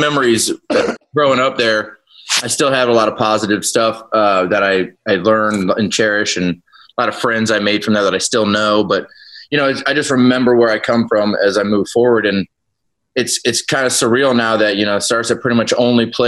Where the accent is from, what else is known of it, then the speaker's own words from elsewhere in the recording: Columbus, Ohio, United States; moved away as an adult; now in Charlotte, United States; that's just like my hometown